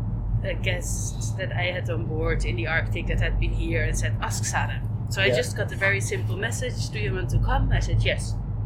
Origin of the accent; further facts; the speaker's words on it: Belgium; moved away as an adult; also born or lived in Netherlands / Amsterdam / Iceland / Finland; now in Svalbard, Norway; born in Holland. Uh-huh. I grew up in Belgium. And then when I was 18, I started moving around.